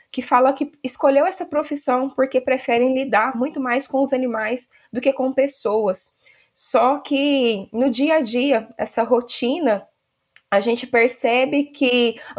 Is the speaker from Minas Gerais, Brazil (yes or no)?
yes; Uberaba, Minas Gerais, Brazil; sou aqui de Uberaba e tenho viajado por todo o estado de Minas